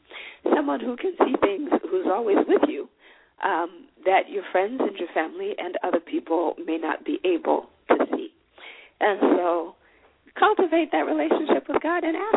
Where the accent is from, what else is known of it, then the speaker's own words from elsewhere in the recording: Zimbabwe; now in Minnesota, United States; I'm from Zimbabwe, I live in the United States